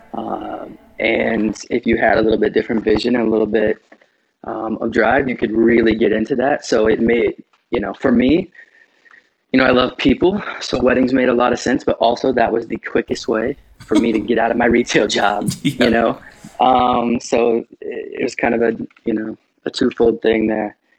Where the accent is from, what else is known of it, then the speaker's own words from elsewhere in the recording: Midwest, United States; I grew up in the Midwest and my family didn't have a lot of money growing up